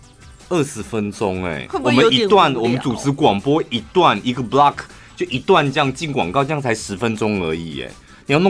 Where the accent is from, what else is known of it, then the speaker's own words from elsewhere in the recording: central Taiwan, Taiwan; 我们中部人真好厉害哦！